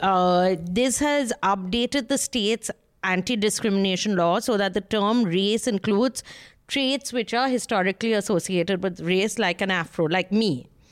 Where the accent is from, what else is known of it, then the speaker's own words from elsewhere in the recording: Kolkata, West Bengal, India; I'm from Calcutta